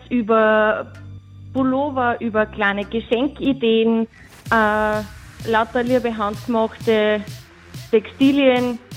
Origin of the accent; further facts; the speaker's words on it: Ampflwang, Upper Austria, Austria; Was bei uns in Ampelwang ganz, ganz typisch ist, sind die Pferde und natürlich auch Folge dessen mit sehr viel Tourismus.